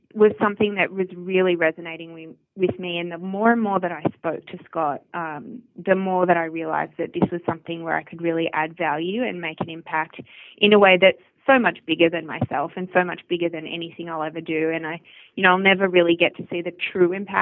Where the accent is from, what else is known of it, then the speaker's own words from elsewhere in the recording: Australia; moved away as an adult; also born or lived in Melbourne, Australia; growing up in Australia, particularly in the outback, I was my primary school had 120 kids total